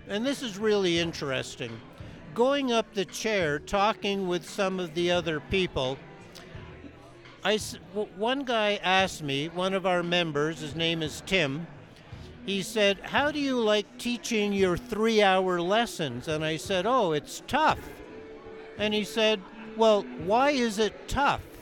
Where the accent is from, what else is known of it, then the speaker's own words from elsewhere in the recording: Canada; moved away as an adult; now in Breckenridge, United States; I came here from Canada 30 years ago. And in Canada, I was a ski instructor there for about 15 years.